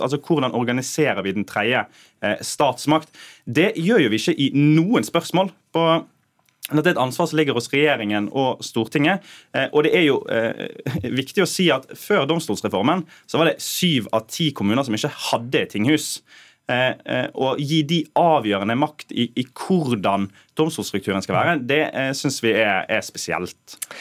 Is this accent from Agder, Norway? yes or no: no; Sotra, Vestland, Norway; jeg er født på Sotra